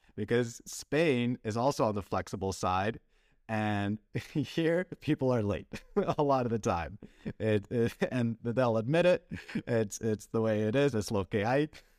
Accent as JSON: {"language": "English", "country": "Canada", "tie": "born or raised there", "also_born_or_lived": "Belgium", "said": "I was raised in Canada"}